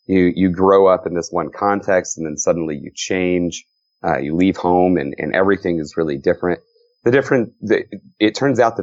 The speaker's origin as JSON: {"language": "English", "region": "Texas", "country": "United States", "tie": "born or raised there", "said": "I grew up in Texas."}